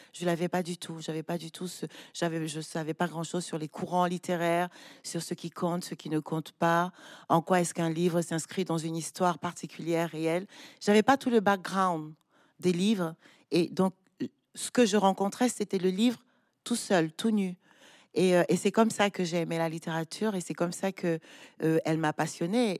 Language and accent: French; Douala, Littoral, Cameroon; grandi à Douala, je suis allée à l'école à Douala